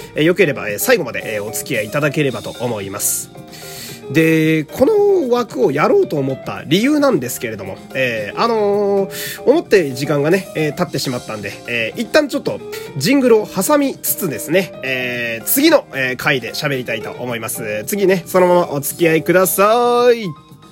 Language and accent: Japanese; Fukui, Japan; moved away; 私はあの福井県という雪国の出身なんですが